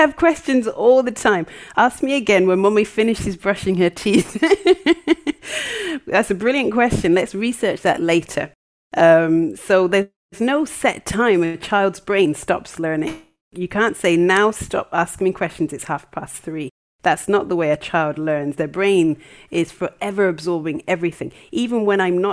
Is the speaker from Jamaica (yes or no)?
yes; Jamaica; now in Wales, United Kingdom; we're Jamaican